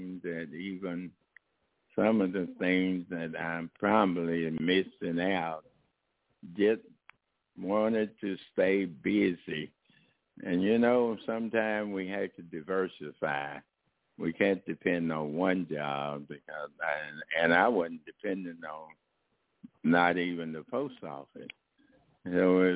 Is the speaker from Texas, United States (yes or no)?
yes; Texas, United States; moved away; also born or lived in Oakland, California; I started out from my hometown, Comerica, Texas, a very small